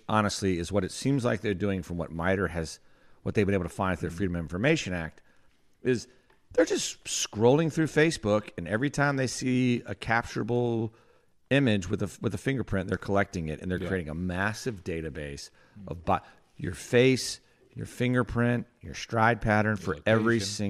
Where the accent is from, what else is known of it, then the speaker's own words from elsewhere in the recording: North Carolina, United States; I grew up in North Carolina.